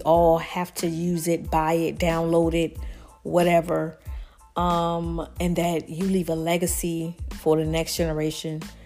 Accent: the South, United States; I'm from the South

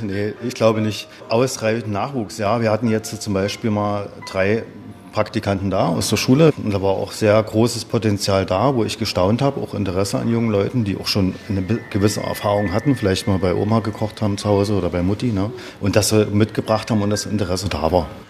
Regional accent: Brandenburg, Germany; moved away; also born or lived in Saxony / Oberstdorf, Bavaria; Ich bin Brandenburger

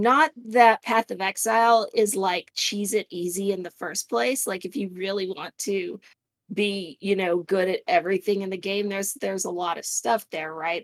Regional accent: Arizona, United States; moved away; also born or lived in Indiana; I, I grew up in Arizona

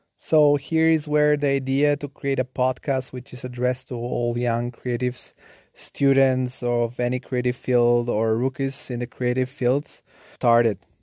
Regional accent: Nettuno, Lazio, Italy; English is a second language; also born or lived in Bulgaria / Rome; now in Germany; I was born in Bulgaria, and at the age of seven, I moved together with my family to a small town southern of Rome called Nettuno. And there was where I grew up.

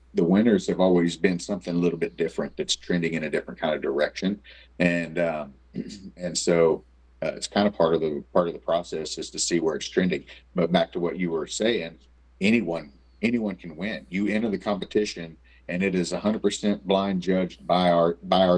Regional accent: Oklahoma, United States; I was born in Oklahoma. I was raised in Oklahoma. I love Oklahoma. I don't plan on moving out of Oklahoma

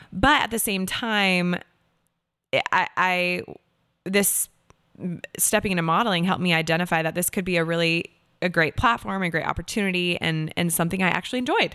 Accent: Seattle, Washington, United States; moved away as an adult; also born or lived in Los Angeles, California / New York; now in Nashville, United States; I am originally from Seattle, Washington, born and raised. and I grew up there

